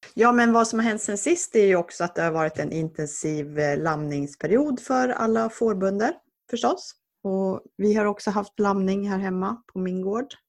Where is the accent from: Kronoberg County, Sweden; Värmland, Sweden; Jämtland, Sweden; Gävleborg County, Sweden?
Jämtland, Sweden; moved away; dels så kommer jag från Jämtland